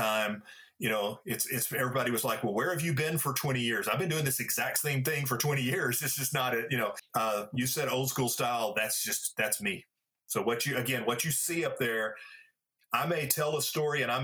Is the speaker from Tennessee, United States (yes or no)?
no; Pine Bluff, Arkansas, United States; I grew up in Pine Bluff, Arkansas